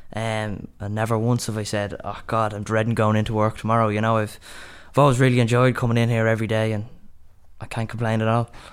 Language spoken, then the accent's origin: English; Dublin, Leinster, Ireland; I'm from Dublin, and um, my dad's a, a builder himself